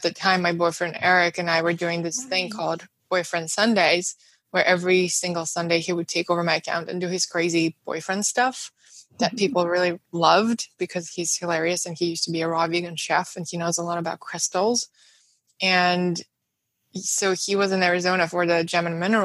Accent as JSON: {"language": "English", "region": "Moscow", "country": "Russia", "tie": "born or raised there", "second_language": "English", "moved": "yes", "said": "growing up in Moscow, in Russia, I would spend every summer in our country house outside the city"}